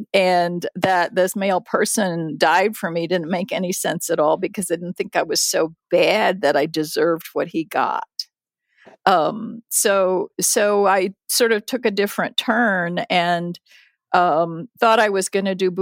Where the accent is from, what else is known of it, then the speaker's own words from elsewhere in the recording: United States; also born or lived in Japan; came to the United States when I was six